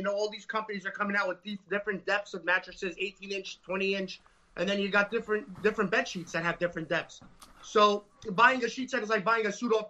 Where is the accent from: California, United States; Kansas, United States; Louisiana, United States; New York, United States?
New York, United States; Staten Island; Staten Island, New York.